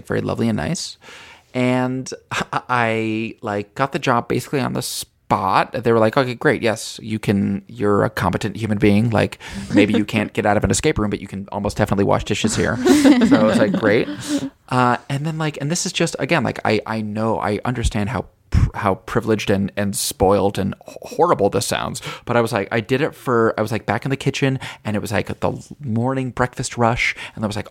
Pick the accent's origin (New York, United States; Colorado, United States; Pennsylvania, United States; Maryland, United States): New York, United States; Albany; moved away; my hometown Albany